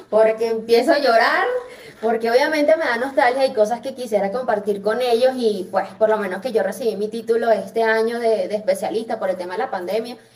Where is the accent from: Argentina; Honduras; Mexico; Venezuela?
Venezuela; me dice que si soy colombiana, que si soy cubana por el acento y ya, y no, bueno, con Cuba nos parecemos, pero no tanto.